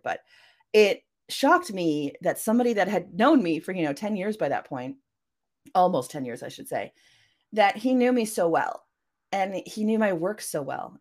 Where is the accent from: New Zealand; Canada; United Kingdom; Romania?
Canada; I am a Canadian cyberpunk and mythpunk author.